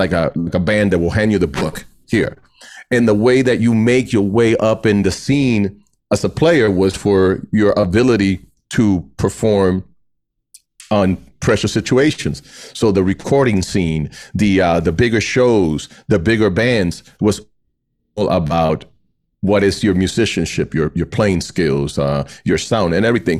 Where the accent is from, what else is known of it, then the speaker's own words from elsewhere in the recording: Puerto Rico; moved away; growing up in Puerto Rico